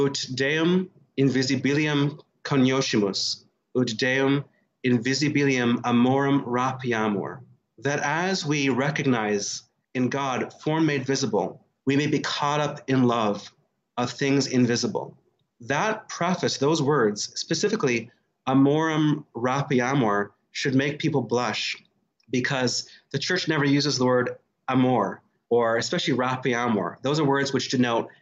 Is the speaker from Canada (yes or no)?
yes; Northern Canada, Canada; moved away as an adult; now in Chicago, United States; I came from Northern Canada